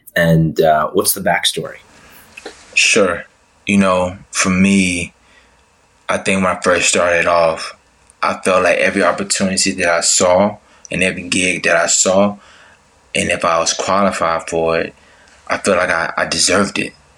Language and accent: English; Tuscaloosa, Alabama, United States; moved away as an adult; also born or lived in Atlanta, Georgia; I grew up in Tuscaloosa, Alabama. And once I graduated high school, I came to Atlanta, Georgia